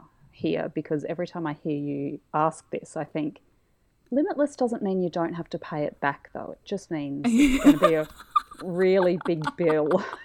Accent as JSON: {"language": "English", "town": "Mackay", "region": "Queensland", "country": "Australia", "lives_now": "Brisbane, Australia", "said": "My parents are still in Mackay. It feels weird to say that I'm from Mackay though, because I only lived there for 5 years and I've now lived in Brisbane for over 20."}